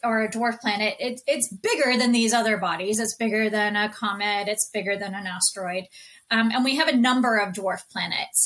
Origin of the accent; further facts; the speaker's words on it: Houston, Texas, United States; moved away; I grew up in Houston, Texas